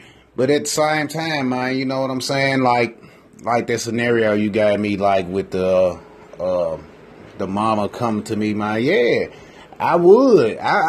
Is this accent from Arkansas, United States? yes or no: no; Memphis, Tennessee, United States; I'm from Memphis. And, shit, we got like the third highest crime rate in the nation.